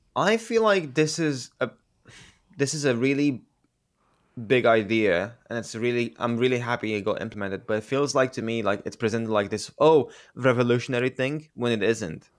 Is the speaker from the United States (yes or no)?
no; Romania; I, I grew up in Romania